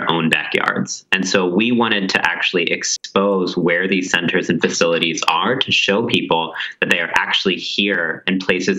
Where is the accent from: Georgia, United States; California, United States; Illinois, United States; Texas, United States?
Texas, United States; I grew up in Texas